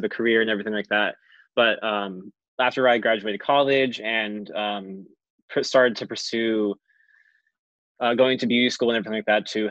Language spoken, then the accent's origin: English; New Jersey, United States; Growing up where I grew up in New Jersey, I live in a very small rural town